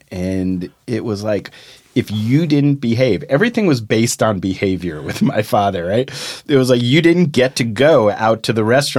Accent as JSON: {"language": "English", "town": "Morristown", "region": "New Jersey", "country": "United States", "tie": "born or raised there", "said": "we grew up in Morristown, 45 minutes from New York."}